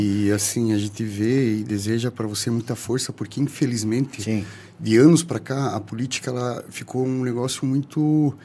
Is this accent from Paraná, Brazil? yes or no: yes; Paranaguá, Paraná, Brazil; moved away as an adult; eu sou parnanguara, meu título é de Paranaguá